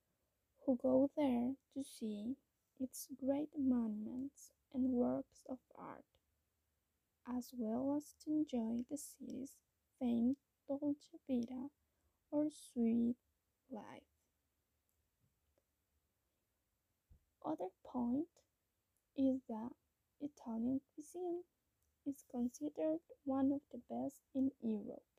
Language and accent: English; Costa Rica; I'm from Costa Rica.